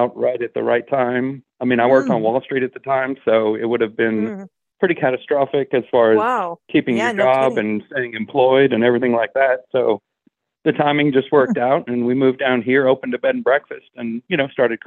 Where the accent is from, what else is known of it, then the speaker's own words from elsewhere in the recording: Northern Ontario, Canada; also born or lived in New York / Louisiana; now in Natchitoches, United States; I grew up in Northern Ontario in Canada